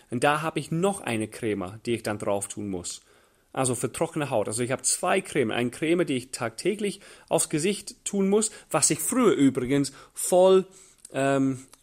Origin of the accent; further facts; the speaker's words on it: England, United Kingdom; German is a second language; Für mich als, als Engländer war das völlig fremd. Niemals in England wird ein Mann Handcreme dabei haben oder ein Tempo. Männer tun das nicht, wo ich herkomme.